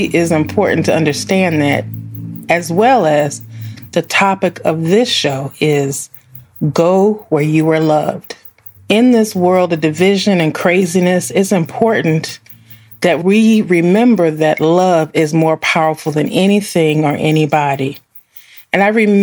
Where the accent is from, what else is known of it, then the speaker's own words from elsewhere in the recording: Midwest, United States; being raised in the same town I was raised from